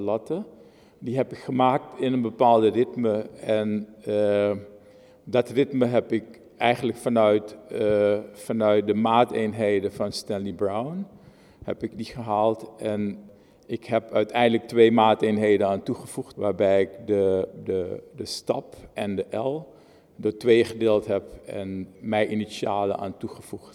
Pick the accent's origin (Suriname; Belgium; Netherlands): Suriname; Moengo, Marowijne; Ik ben in het oosten van Suriname geboren. In Mongo, een boksjesstadje eh, eh, in, in het oosten van Suriname.